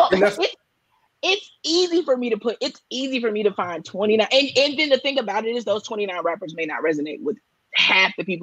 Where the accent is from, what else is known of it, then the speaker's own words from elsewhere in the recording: Charlotte, North Carolina, United States; I'm from Charlotte